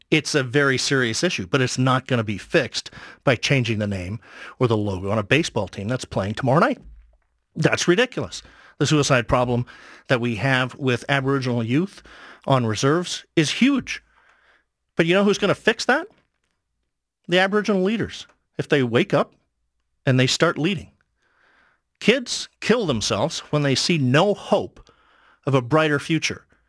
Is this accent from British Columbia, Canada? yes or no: yes; Kamloops, British Columbia, Canada; now in Toronto, Canada; I went to an elementary school in Kamloops, BC